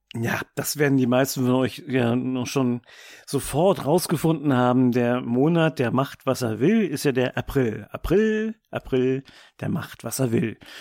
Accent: Germany; bei uns in Deutschland

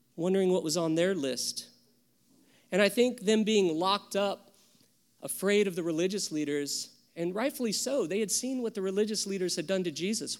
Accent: the South, United States; I grew up in the South

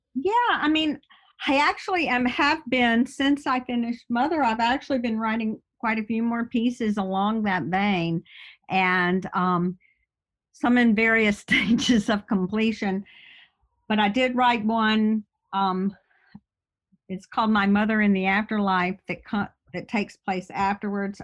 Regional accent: Birmingham, Alabama, United States; now in upstate New York, United States; I'm from Birmingham, Alabama. I live in upstate New York

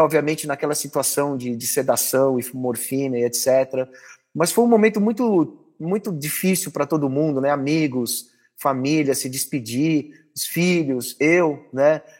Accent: Brazil; como brasileiro, como cidadão

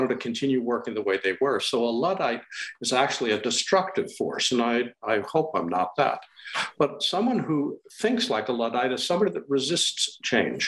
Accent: Wisconsin, United States; moved away as an adult; also born or lived in Los Angeles / Montana / Maryland / San Diego; now in Boston, United States; I'm from the Midwest. I grew up in Wisconsin

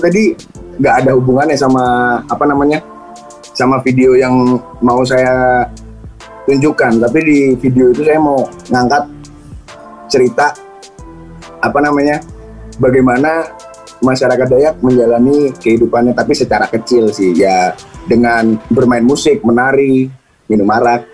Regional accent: Pangkalan Bun, Central Kalimantan, Indonesia; now in Semarang, Indonesia; Dari Kalimantan, Pangkalan Bun

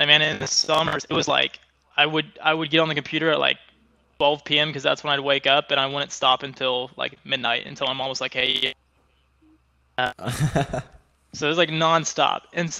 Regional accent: Oklahoma, United States; So now, Oklahoma isn't really known as one of the big tech hubs or anything like that. So it's not like I was just completely surrounded by tech from the day I was born.

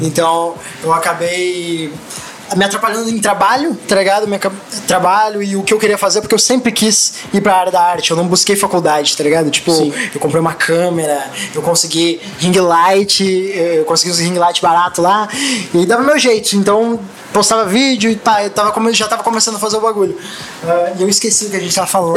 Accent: Guaporé, Rio Grande do Sul, Brazil; moved away; also born or lived in Canoas / Florianópolis; eu nasci em Guaporé

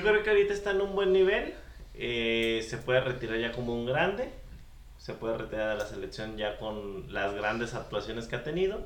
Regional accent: Mexico; En nuestra infancia, nosotros, eh, como buenos mexicanos, pues seguidores de la lucha libre

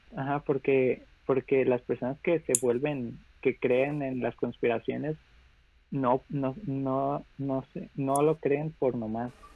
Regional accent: Mexico

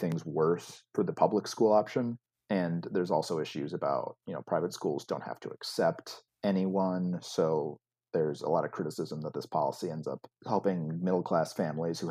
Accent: outside of Chicago, Illinois, United States; I grew up outside of Chicago

